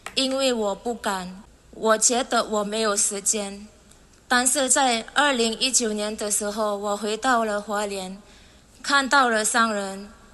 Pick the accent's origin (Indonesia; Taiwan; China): Indonesia; 我是从一年来的